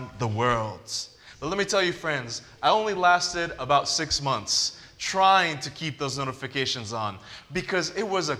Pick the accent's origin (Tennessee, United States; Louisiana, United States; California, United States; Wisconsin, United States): California, United States; Southern; I grew up in Southern California